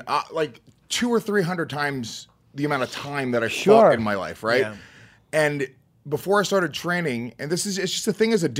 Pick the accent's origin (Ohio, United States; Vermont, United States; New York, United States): New York, United States; Rockland County; I grew up in Rockland County.